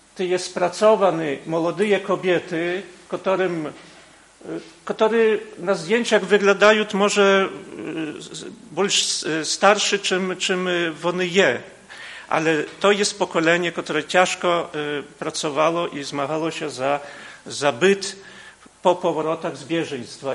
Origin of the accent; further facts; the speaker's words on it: Podlaskie Voivodeship, Poland; u nas na Podlasiu